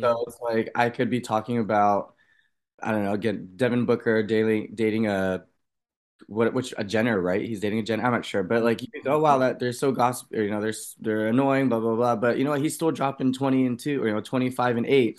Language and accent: English; United States; I grew up in Washington